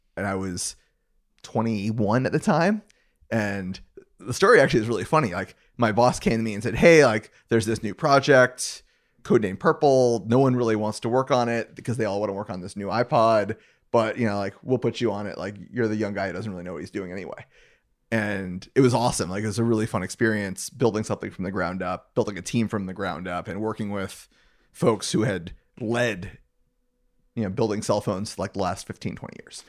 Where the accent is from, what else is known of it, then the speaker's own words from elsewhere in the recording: Gainesville, Florida, United States; I grew up in Gainesville, Florida